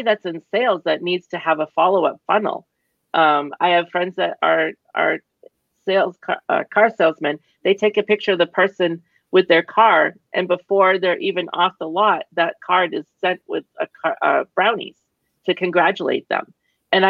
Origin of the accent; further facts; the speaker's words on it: Boston, Massachusetts, United States; I'm from Boston